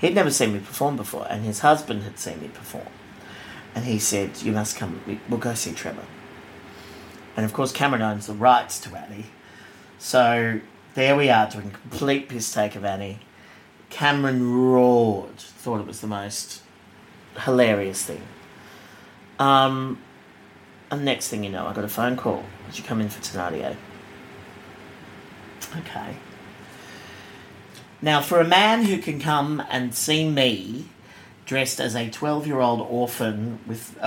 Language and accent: English; Sydney, New South Wales, Australia; I grew up in Bexley, in the south of Sydney